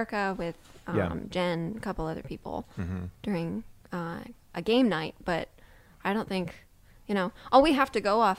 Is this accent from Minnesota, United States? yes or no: no; Colorado, United States; we're from Colorado.